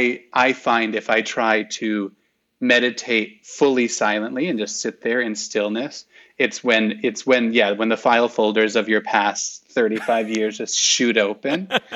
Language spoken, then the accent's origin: English; Midwest, United States; Like I did the nod because I'm from the Midwest. You know the Midwestern nod, hello.